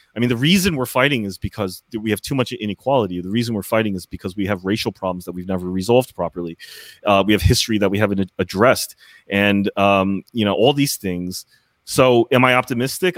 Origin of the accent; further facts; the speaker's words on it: United States; as an American